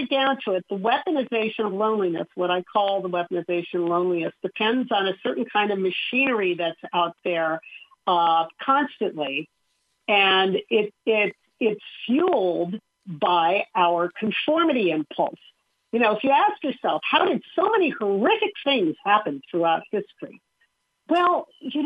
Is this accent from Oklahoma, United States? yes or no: no; Southern California, United States; I grew up in Southern California